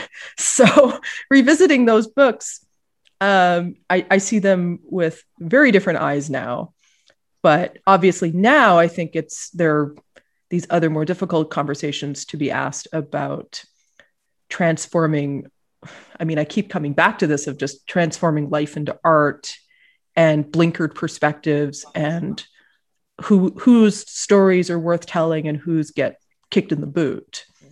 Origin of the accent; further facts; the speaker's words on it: Ottawa, Ontario, Canada; I was growing up in Ottawa, the capital of Canada.